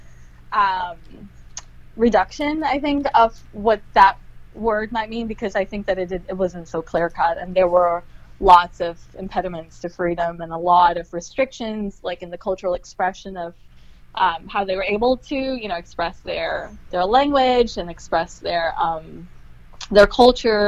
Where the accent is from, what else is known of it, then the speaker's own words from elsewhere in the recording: Trinidad & Tobago; now in New York, United States; in Trinidad as a little girl